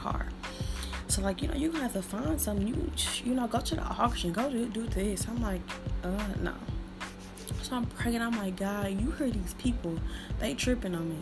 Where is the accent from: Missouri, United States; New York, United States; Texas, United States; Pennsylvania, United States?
Missouri, United States; St. Louis; accent: St. Louis; I'm from St. Louis. So if you hear my R's real good, that's St. Louis